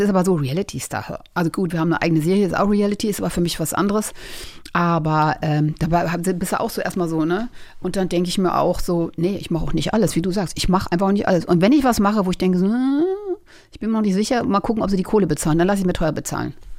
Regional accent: a small village near Braunschweig, Lower Saxony, Germany; Ich bin auf einem kleinen Dorf groß geworden

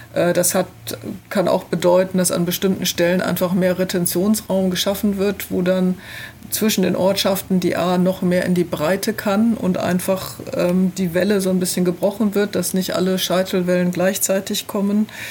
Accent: Rhineland-Palatinate, Germany; ich komme hier aus der Region, wir leben hier, wir werden hier auch weiterhin leben

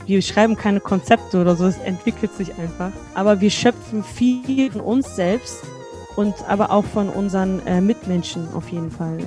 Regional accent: Germany; ich bin in Deutschland aufgewachsen

